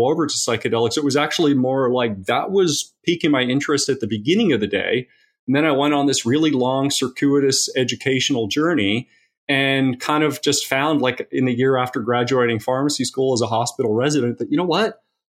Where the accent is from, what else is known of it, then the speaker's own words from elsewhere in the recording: Eugene, Oregon, United States; also born or lived in Tasmania, Australia; So I was born in Tasmania, Australia, and I moved to Eugene, Oregon when I was 10 years old. Eugene, Oregon.